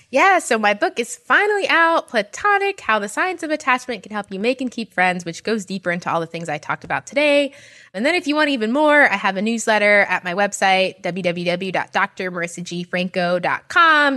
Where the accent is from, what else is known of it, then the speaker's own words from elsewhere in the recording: New York, United States; especially being from New York